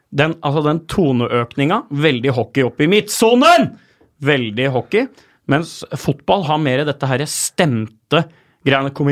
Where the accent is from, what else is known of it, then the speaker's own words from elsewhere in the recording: Asker, Akershus, Norway; da jeg vokste opp i Asker.